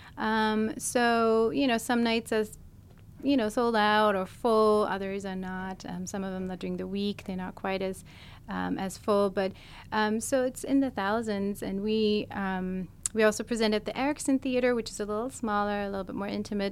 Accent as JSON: {"language": "English", "country": "Germany", "tie": "born or raised there", "also_born_or_lived": "California / Bay Area / Los Angeles", "moved": "as an adult", "lives_now": "Seattle, United States", "said": "I'm actually originally from Europe. I was born in Germany, moved to California initially"}